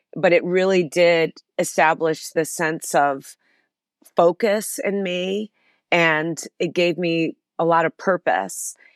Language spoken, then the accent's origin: English; Chicago, Illinois, United States; it all began in Chicago, where I'm from, a city that I still love, and where Ariel is headquartered, my company, and I was born in Chicago